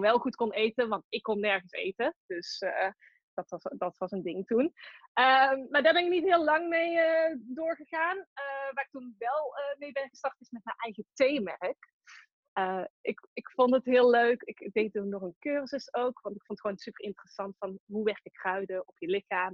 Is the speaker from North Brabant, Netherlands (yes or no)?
yes; Tilburg, North Brabant, Netherlands; accent: Brabant; Ik kom uit Tilburg, dat hoor je misschien ook wel